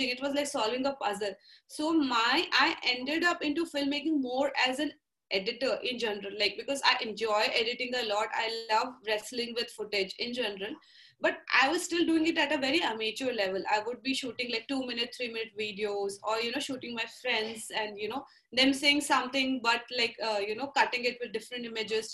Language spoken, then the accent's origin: English; Nagpur, Maharashtra, India; I grew up in Nagpur, which was a very middle-class setup of really focused on studies.